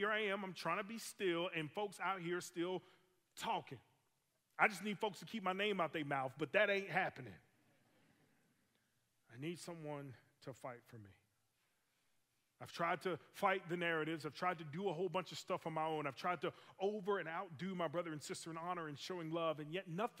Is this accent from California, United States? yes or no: no; Alabama, United States; I grew up in Alabama and served a couple churches in Alabama